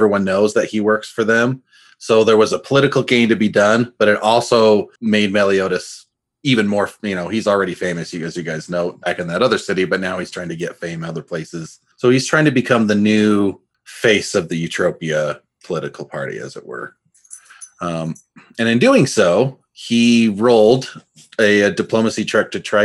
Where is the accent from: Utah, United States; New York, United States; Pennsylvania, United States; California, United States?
Utah, United States; accent: Utah; It's my Utah accent